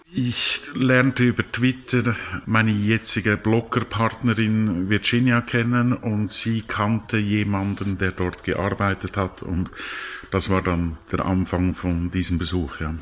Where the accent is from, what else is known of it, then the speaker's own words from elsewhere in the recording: Lucerne, Switzerland; also born or lived in Zurich; ich bin in Luzern aufgewachsen